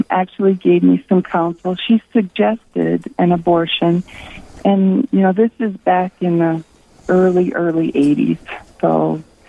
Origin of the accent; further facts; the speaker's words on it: Rapid City, South Dakota, United States; also born or lived in Ohio; I'm from Rapid City. I have lived and worked here most of my life, with the exception of 7 years I lived in Ohio